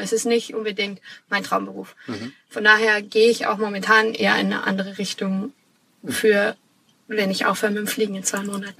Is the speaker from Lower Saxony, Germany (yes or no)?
no; Munich, Bavaria, Germany; also born or lived in Australia; Ich komme gebürtig aus München, bin ein Münchner Kindel